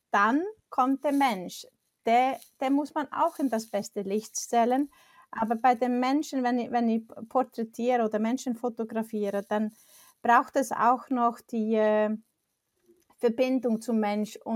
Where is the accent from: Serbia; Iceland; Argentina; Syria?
Iceland; German is a second language; moved away; also born or lived in Switzerland; Ich komme aus Island